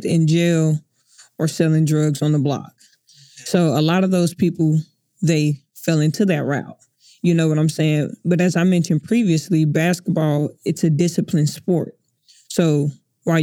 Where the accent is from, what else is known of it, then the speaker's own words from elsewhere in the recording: Oklahoma City, Oklahoma, United States; I was born and raised here in Oklahoma City